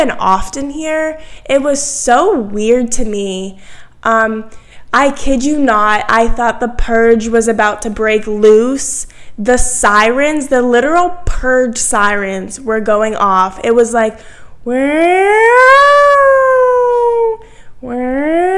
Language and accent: English; Massachusetts, United States; moved away as an adult; now in Virginia, United States; I grew up in Massachusetts. I'm from Massachusetts, but I'm here in Virginia for college